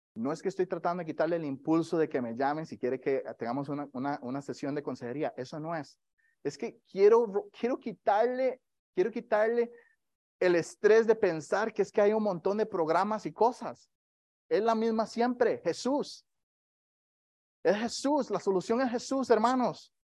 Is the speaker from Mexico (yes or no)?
no; Costa Rica; moved away; yo, soy de Costa Rica